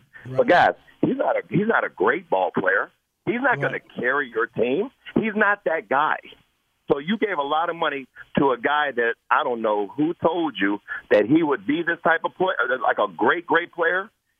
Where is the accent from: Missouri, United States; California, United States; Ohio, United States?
Ohio, United States; Cincinnati; I'm from Avondale.